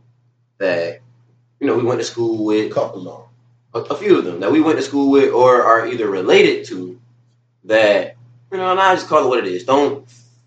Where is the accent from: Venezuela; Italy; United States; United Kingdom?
United States; Pooler, Georgia; also born or lived in Garden City, Georgia; I grew up basically living in Pooler. We moved out of Garden City when I was like 2 or 3 years old. So for as long as I can remember, we lived in Pooler. But my whole childhood, I was in Garden City.